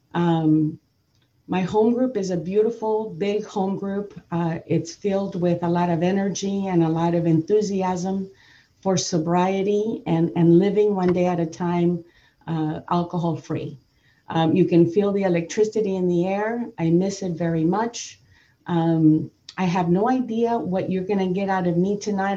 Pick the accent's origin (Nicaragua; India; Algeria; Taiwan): Nicaragua; moved away; also born or lived in Downey, California; brought up in a Latin home. I'm, I'm originally I was born in Nicaragua